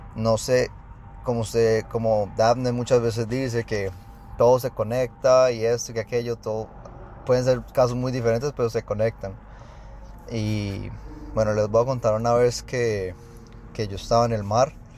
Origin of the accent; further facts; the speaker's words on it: Colombia; now in Houston, United States; yo soy de Houston, soy colombiano